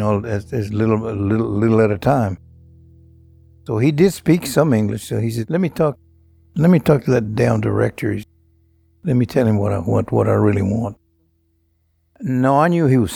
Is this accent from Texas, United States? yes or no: yes; small Texas town, United States; It was in a small town, typical small Texas town